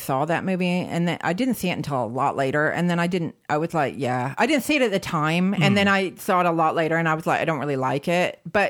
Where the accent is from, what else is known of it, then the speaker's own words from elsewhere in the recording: United States; now in London, United Kingdom; as an American